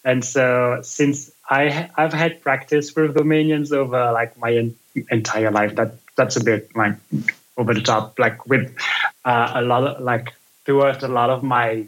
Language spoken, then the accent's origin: English; Belgium; now in United States; I'm from Belgium